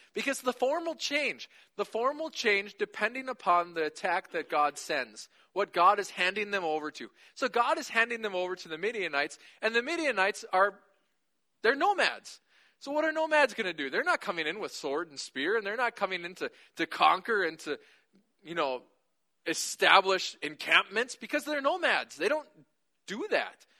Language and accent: English; United States; we do as American Christians